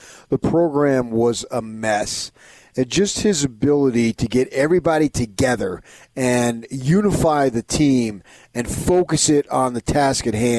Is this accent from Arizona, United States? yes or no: yes; Arizona, United States; I grew up in Arizona, went to ASU